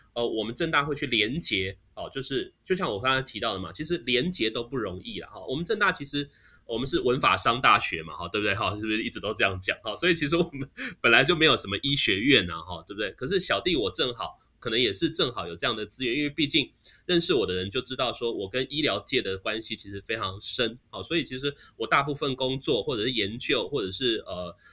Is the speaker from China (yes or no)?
no; Taiwan; 我们台湾人